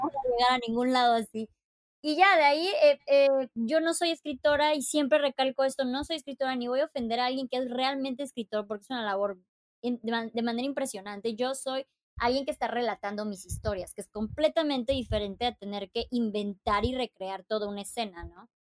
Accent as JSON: {"language": "Spanish", "region": "Chiapas", "country": "Mexico", "also_born_or_lived": "Playa del Carmen / Monterrey / Puerto Escondido", "moved": "as an adult", "said": "soy de Chiapas."}